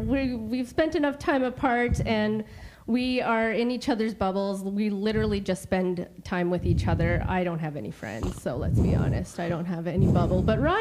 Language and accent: English; Saskatchewan, Canada; now in British Columbia, Canada; I'm from Saskatchewan, too.